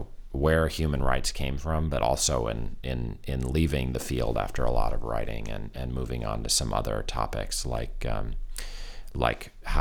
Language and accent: English; United States; I'm American.